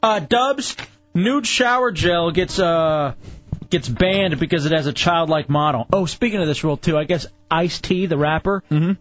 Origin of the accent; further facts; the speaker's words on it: Texas, United States; moved away; I'm from Texas.